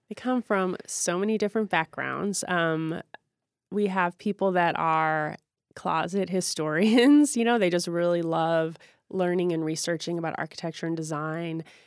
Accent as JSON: {"language": "English", "town": "St. Louis", "region": "Missouri", "country": "United States", "tie": "born or raised there", "also_born_or_lived": "Chicago, Illinois", "moved": "yes", "lives_now": "Seattle, United States", "said": "I grew up in Saint Louis, Missouri"}